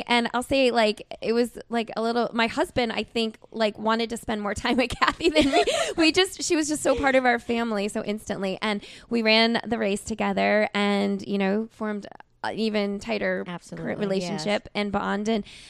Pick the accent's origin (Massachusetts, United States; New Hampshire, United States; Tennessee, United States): New Hampshire, United States; from New Hampshire.